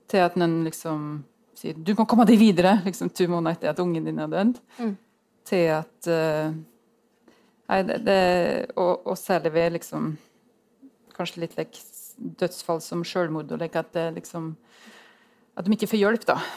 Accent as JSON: {"language": "Norwegian", "region": "Innlandet", "country": "Norway", "said": "Eh, og i Gudbrandsdalen, der jeg kommer fra, så vet jeg at det tror jeg er vanskeligere der enn på Sagen, altså."}